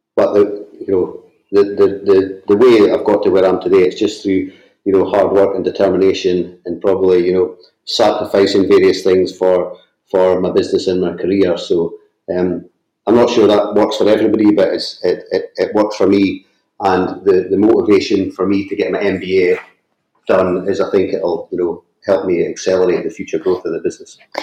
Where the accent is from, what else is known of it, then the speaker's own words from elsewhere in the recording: northeast of Scotland, United Kingdom; I grew up in a small fishing village in the, in the northeast of Scotland. You might be able to tell that from my accent.